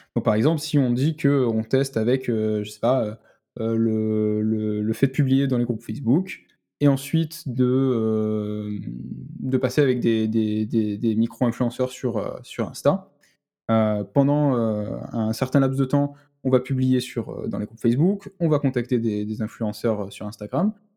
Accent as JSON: {"language": "French", "town": "Marseille", "region": "Provence-Alpes-Côte d'Azur", "country": "France", "said": "je suis de Marseille"}